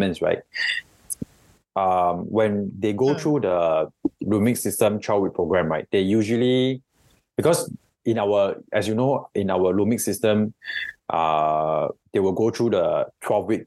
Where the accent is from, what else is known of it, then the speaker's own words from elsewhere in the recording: Singapore; we are all Singaporean here